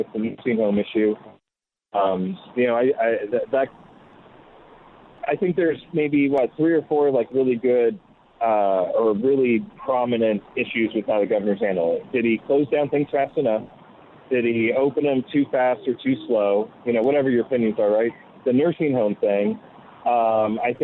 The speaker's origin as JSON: {"language": "English", "region": "New York", "country": "United States", "said": "I'm a New Yorker."}